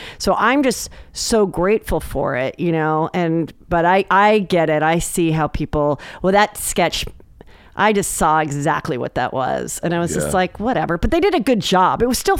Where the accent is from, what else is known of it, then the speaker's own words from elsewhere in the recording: Los Angeles, California, United States; This is my hometown.